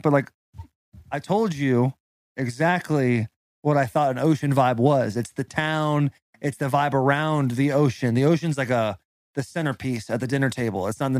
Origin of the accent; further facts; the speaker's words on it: Arizona, United States; I'm from Arizona. I'm a desert rat.